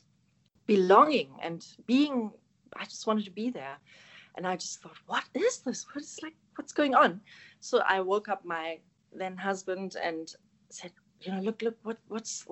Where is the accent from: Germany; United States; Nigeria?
Germany; first language German; English is a second language; moved away as an adult; now in South Africa; I'm German. So I was born and raised in Germany, Northern Germany, close to Hamburg